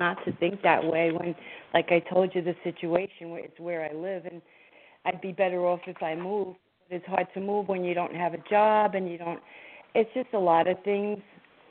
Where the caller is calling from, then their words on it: New Jersey, United States; from Jersey.